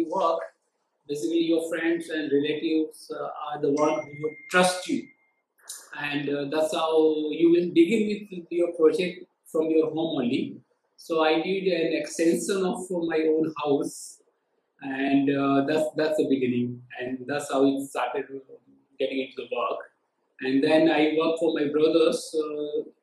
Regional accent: Ahmedabad, Gujarat, India; I'm basically from Ahmedabad

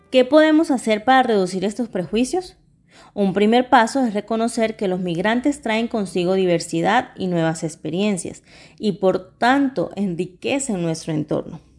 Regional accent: Colombia; de no olvidar que como colombianos también hemos vivido las desigualdades de la migración.

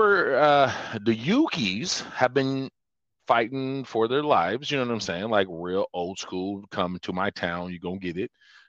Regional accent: United States; Because I'm American.

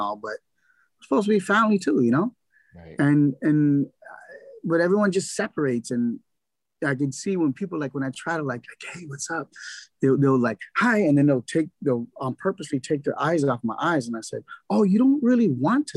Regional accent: Los Angeles, California, United States; I'm from Boyle Heights

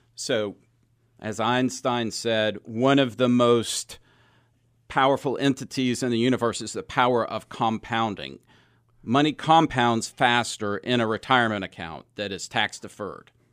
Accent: Texas, United States; also born or lived in Knoxville, Tennessee / California; I'm originally from Knoxville, Tennessee, but I grew up in Texas

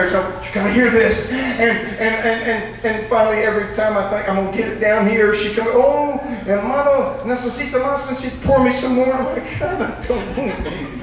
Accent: Louisiana, United States; I'm from Louisiana

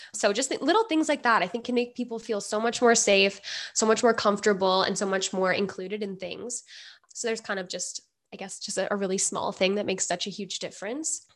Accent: Edmonton, Alberta, Canada; I'm from Edmonton, Alberta.

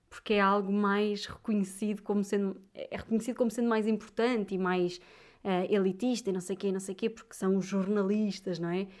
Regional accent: Viseu, Centro, Portugal; now in Lisbon, Portugal; eu sou de Viseu

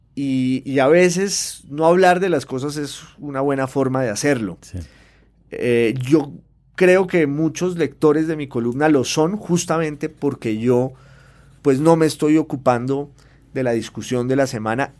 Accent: Popayán, Cauca, Colombia

